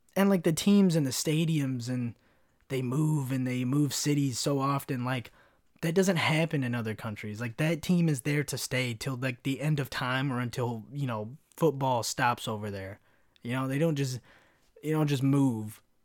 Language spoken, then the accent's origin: English; Kentucky, United States; also born or lived in California; I grew up in Kentucky